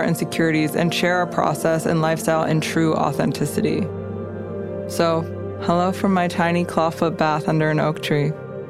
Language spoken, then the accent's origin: English; Big Sur, California, United States; when I tell people I'm from Big Sur, I don't even have that kind of a history. Like, my mom came here in the 60s